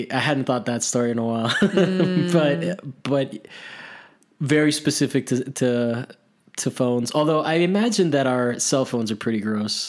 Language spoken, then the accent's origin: English; Miami, Florida, United States; I grew up in Miami